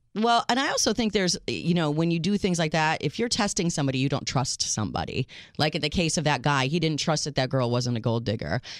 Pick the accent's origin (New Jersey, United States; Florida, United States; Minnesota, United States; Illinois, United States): Illinois, United States; Chicago; accent: Chicago; my accent is all Chicago